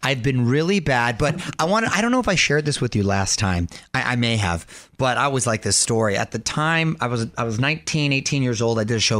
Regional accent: Del Mar, California, United States; when we were in Del Mar, my hometown in San Diego, at the Del Mar Fair

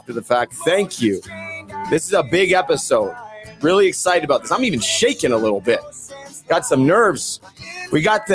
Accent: Vancouver, British Columbia, Canada; I'm from Vancouver. I was 7 years old

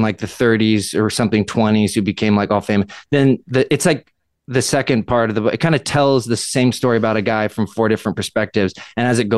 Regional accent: Southern California, United States; also born or lived in Canada; I'm from Southern California

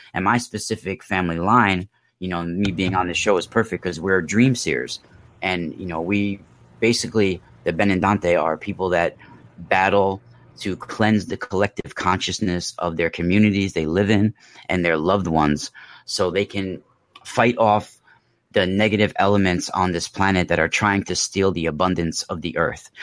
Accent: New York, United States; also born or lived in Mount Vernon, New York / Rockland County, New York / California; I grew up in New York. Um, I was born in Mount Vernon, New York, and then I went to high school in Rockland County

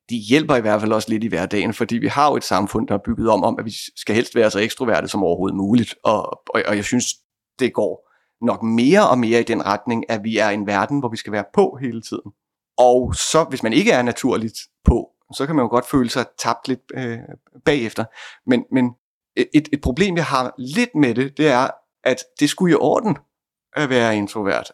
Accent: Bornholm, Capital Region of Denmark, Denmark; jeg er fra Bornholm.

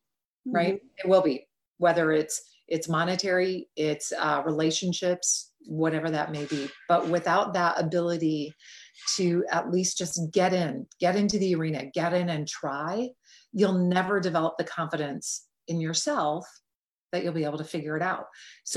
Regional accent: Midwest, United States; And the fact that I was raised in the Midwest, where Midwesterners have generally a very strong work ethic and we're very generally stoic, right?

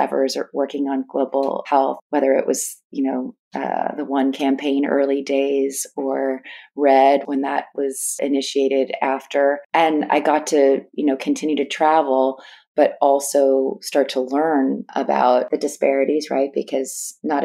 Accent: East Bay Area, Northern California, United States; born or raised there

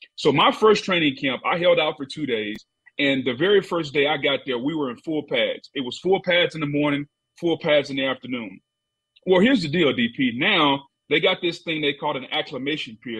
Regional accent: Louisiana, United States; accent: not really Southern and not really Cajun; I'm a country boy from Louisiana, so my accent is really kind of uh, not really Southern and not really Cajun

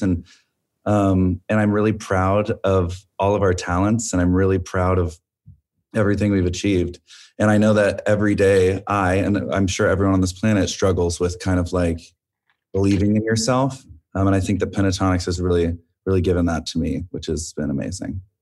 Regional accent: Arlington, Texas, United States; moved away as an adult; also born or lived in California; we grew up together in Arlington, Texas, doing choir and theater

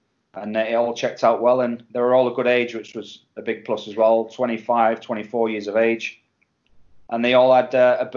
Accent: England, United Kingdom; me being English

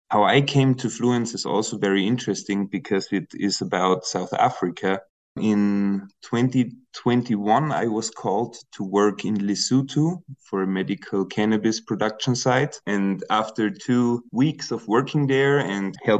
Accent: Austria; I'm originally from Austria

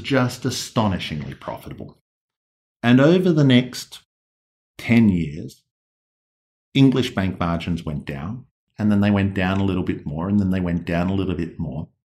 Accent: Australia; accent: Australian; the ones that speak in my accent

